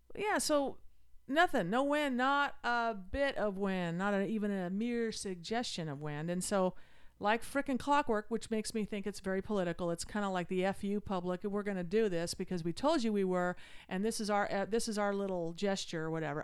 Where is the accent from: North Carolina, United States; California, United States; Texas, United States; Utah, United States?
Utah, United States; moved away; I grew up in Utah